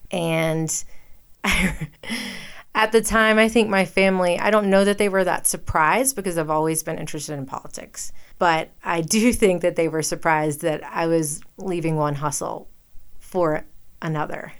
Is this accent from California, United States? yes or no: no; Western North Carolina, United States; moved away as an adult; also born or lived in the South; now in Jackson, Wyoming, United States; I was born in Western North Carolina